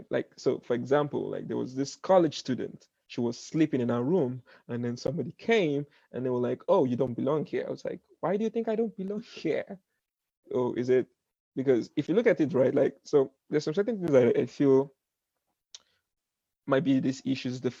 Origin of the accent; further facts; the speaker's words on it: Brooklyn, New York, United States; I was like, oh, I'm from I'm from I'm from Brooklyn.